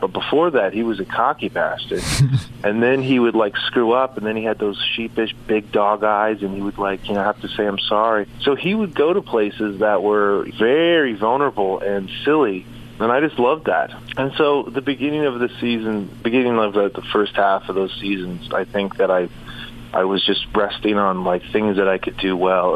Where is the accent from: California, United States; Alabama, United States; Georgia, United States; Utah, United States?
California, United States; Southern; also born or lived in San Antonio, Texas; I grew up in uh, Southern California, so it was uh, I grew up on like on different sail, two different sailboats